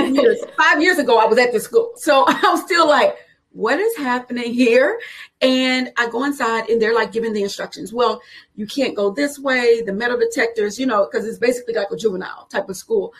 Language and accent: English; Houston, Texas, United States; I grew up on the south side of Houston